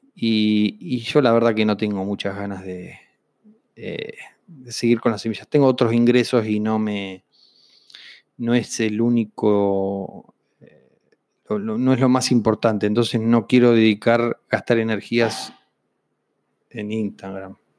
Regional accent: Vista Alegre Norte, Neuquén, Argentina; crecí en Neuquén, en un pueblo de 2.500 habitantes eh, que se llama Vista Alegre Norte

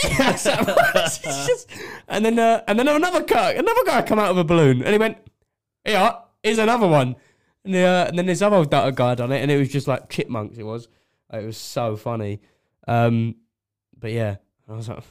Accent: Essex, East of England, United Kingdom; it took about 3 hours to get here. I'm from Essex.

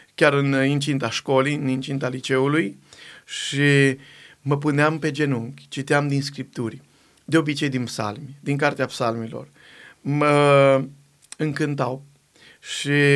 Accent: Borșa, Maramureș County, Romania; now in Timișoara, Romania; prin Maramureș, de unde sunt eu deloc, am venit în Banat, în Timișoara

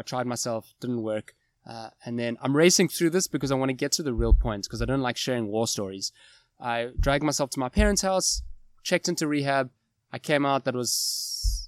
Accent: Cape Town, Western Cape, South Africa; moved away as an adult; also born or lived in Johannesburg / Kuwait; I was moved back to Cape Town, back to my hometown from Joburg

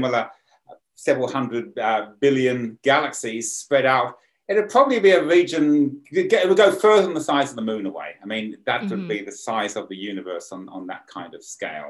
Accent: Sydney, New South Wales, Australia; now in County Armagh, United Kingdom; urban Sydney, because that's sort of my hometown

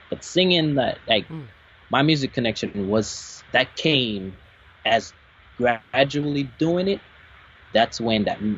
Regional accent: Jamaica; I am Jamaican. I was born in Jamaica

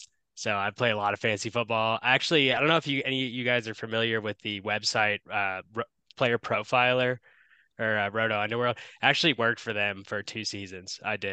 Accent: Paducah, Kentucky, United States; now in Denver, United States; growing up in Paducah, not having any like sports fan, not having it, we had Kentucky basketball.

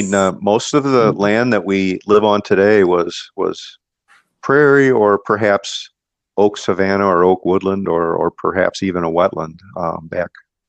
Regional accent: Mount Prospect, Illinois, United States; I grew up in Mount Prospect, and I've been around a long time.

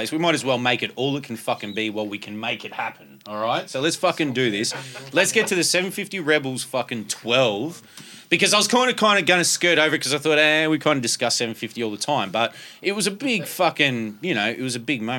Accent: Brisbane, Queensland, Australia; I'm from Brisbane.

